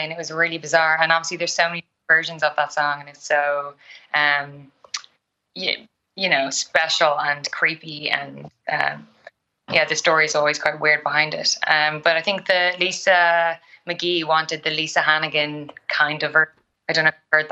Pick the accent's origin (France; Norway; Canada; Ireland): Ireland; Dundrum, Leinster; accent: Irish; I'm from Dundrum